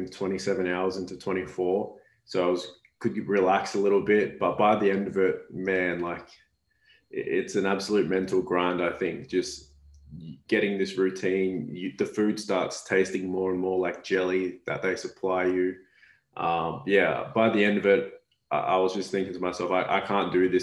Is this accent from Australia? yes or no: yes; Cairns, Queensland, Australia; moved away as an adult; this little skinny kid from Cairns, you know, grew up barefoot outdoors